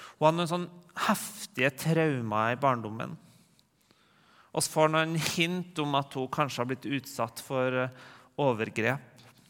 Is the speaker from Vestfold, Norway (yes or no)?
no; Rennebu, Trøndelag, Norway; now in Trondheim, Norway; går hjem på Bedehusmøte hjemme i Regnbu